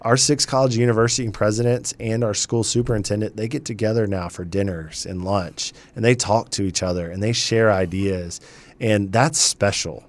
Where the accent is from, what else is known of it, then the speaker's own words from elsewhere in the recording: Charleston, South Carolina, United States; also born or lived in Greer, South Carolina; now in Winston-Salem, United States; I grew up in Charleston, South Carolina